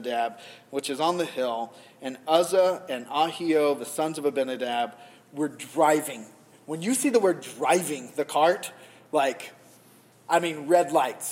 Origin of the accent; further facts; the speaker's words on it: the South, United States; now in New England, United States; I'm from the South. In the South, we don't do conflict.